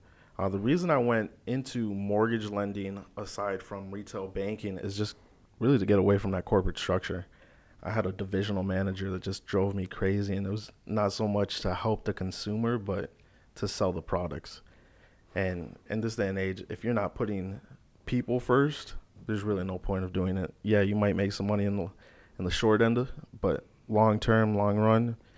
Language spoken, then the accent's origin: English; Naples, Florida, United States; also born or lived in Chicago, Illinois; I'm originally from Chicago, but I've been in Naples specifically most of my life. Yep. So like middle school up. So I grew up here, graduated from Gulf Coast High School.